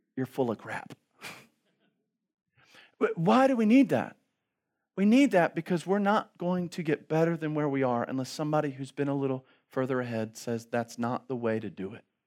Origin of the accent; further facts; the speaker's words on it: Baltimore, Maryland, United States; I grew up in Baltimore City.